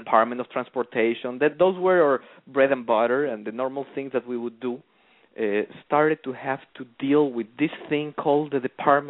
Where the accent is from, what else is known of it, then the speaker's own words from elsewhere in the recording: Mexico; accent: Mexican; English is a second language; So I'm from Mexico. I raised and born there happily. I went to law school in my home state.